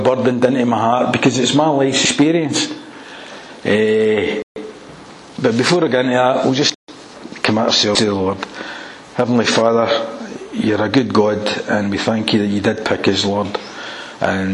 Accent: Airdrie, Scotland, United Kingdom; also born or lived in Wimbledon, London; I was brought up in Airdrie

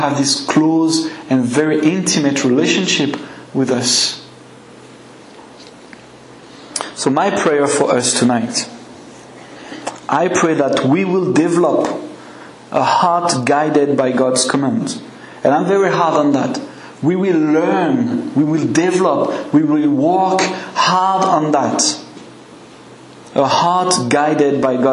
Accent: France; accent: French; English is a second language; my French accent

